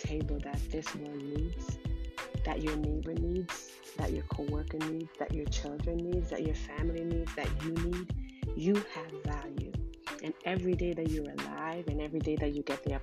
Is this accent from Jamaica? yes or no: yes; Jamaica; I was born in Jamaica